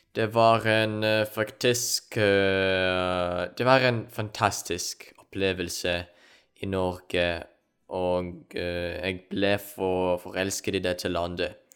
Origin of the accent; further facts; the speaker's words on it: Ukraine; Norwegian is a second language; moved away as an adult; also born or lived in Poland / Norway; jeg kommer opprinnelig fra Ukraina